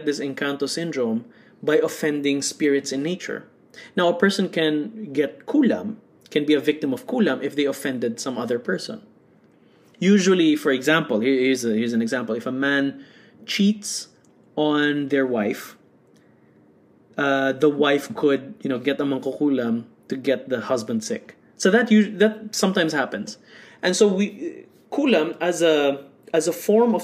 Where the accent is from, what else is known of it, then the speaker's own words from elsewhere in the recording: Bacolod, Western Visayas, Philippines; I was born in Bacolod City